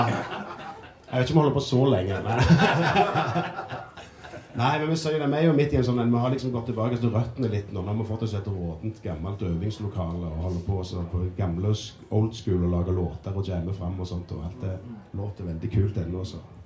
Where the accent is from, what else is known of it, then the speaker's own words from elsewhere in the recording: Ålgård, Rogaland, Norway; Jeg er fra Ålgård